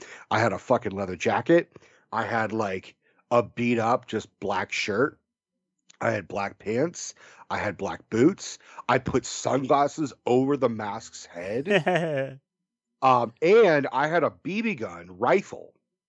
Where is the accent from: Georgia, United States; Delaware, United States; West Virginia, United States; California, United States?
California, United States; Bay Area; we're from the Bay Area. We're all liberals.